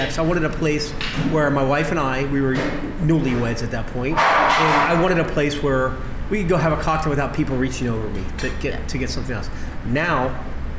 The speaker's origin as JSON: {"language": "English", "town": "Arlington", "region": "Virginia", "country": "United States", "lives_now": "Washington, D.C., United States", "said": "I'm from Arlington, but live in D.C."}